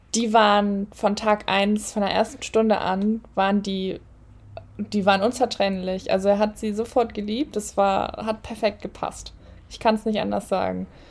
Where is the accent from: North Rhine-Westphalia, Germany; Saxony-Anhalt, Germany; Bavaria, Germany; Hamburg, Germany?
North Rhine-Westphalia, Germany; Cologne; moved away as an adult; now in Solingen, Germany; Wir sind tatsächlich gebürtige Kölner beide